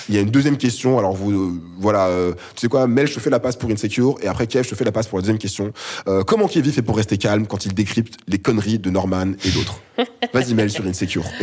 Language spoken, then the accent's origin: French; Réunion; Je suis réunionnais. Euh, donc le Zouk euh, et le Zouk Love, on a tout reçu, tout pris, euh, et c'est nice.